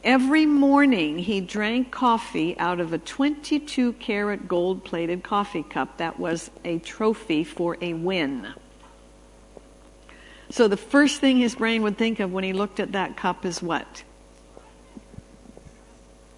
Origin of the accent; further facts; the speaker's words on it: Canada; I was raised in Canada